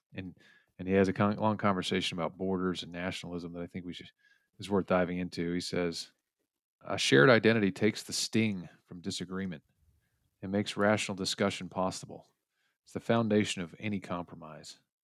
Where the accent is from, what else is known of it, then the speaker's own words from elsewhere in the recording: United States; as an American